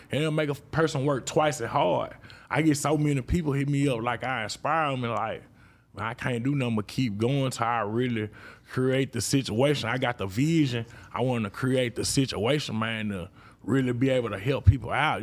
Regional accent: Mississippi, United States; I'm from Mississippi

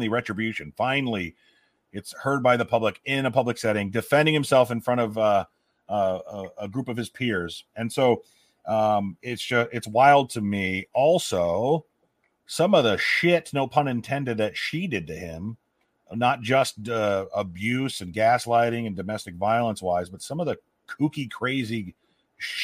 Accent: Nebraska, United States; now in Iowa, United States; I'm from small town Nebraska. I'm from Nebraska. Now I live in small town Iowa

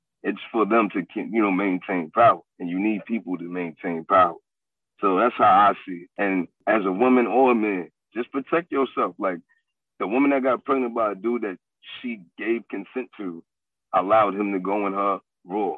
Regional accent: New York City, New York, United States; I'm from the South Bronx, and I'm from the South Bronx in the time of Giuliani

